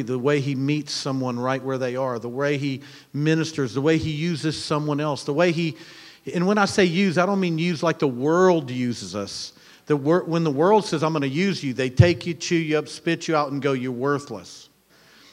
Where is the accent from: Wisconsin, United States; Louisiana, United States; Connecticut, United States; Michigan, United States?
Louisiana, United States; we're from Louisiana